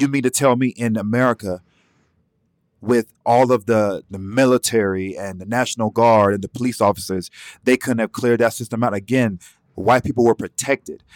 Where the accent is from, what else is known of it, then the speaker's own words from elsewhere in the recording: Atlanta, Georgia, United States; I'm from Atlanta, Zone Six.